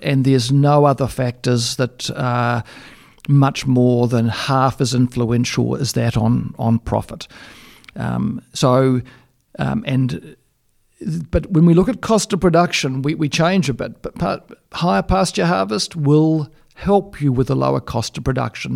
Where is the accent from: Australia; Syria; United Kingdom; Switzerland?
Australia; I come from Australia